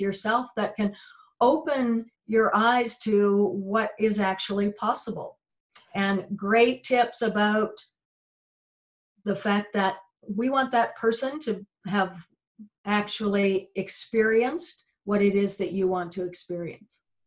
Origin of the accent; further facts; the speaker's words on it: United Kingdom; I grew up, we're British, and so it was very much roast beef and Yorkshire pudding